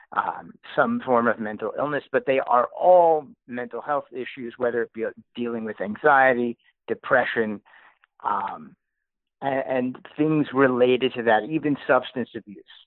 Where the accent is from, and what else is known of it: New Haven, Connecticut, United States; born or raised there